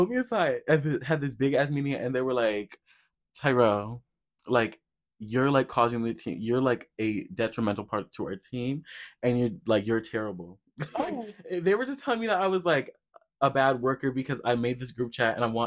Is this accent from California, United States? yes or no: no; Mason City, Iowa, United States; I'm from Mason City, Iowa